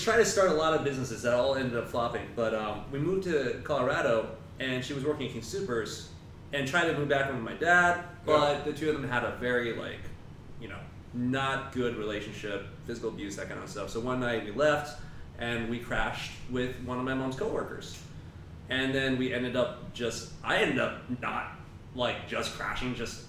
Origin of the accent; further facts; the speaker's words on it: China; born there; moved away; Okay, so we moved from China. I was born in China, right? And I was one of those, like, fresh off the boat immigrant.